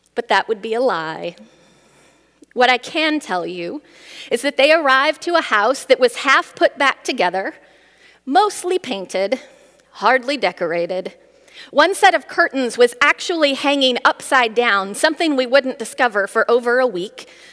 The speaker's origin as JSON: {"language": "English", "region": "Midwest", "country": "United States", "tie": "born or raised there", "said": "I grew up in the Midwest"}